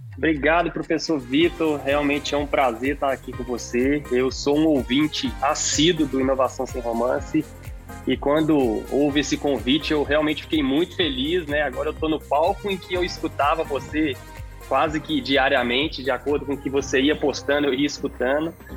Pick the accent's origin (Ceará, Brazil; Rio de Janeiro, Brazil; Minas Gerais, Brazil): Minas Gerais, Brazil; Belo Horizonte; also born or lived in Portugal; Sou de Belo Horizonte. Sou de Belo Horizonte